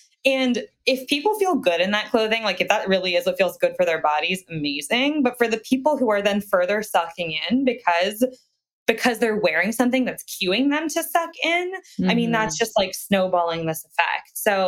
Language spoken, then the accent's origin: English; Reading, Pennsylvania, United States; Reading, Pennsylvania.